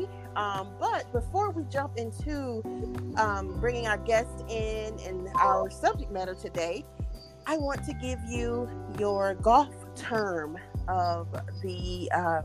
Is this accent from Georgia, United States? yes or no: yes; Georgia, United States; I'm from Edenton, Georgia